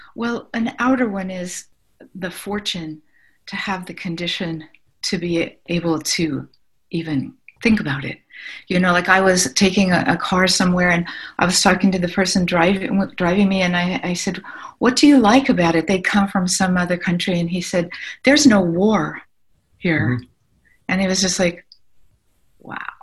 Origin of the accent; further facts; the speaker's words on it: Ohio, United States; I'm from Ohio and we're pretty practical